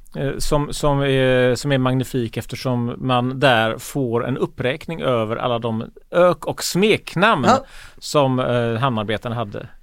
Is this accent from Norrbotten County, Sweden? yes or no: no; Gothenburg, Västra Götaland, Sweden; man som göteborgare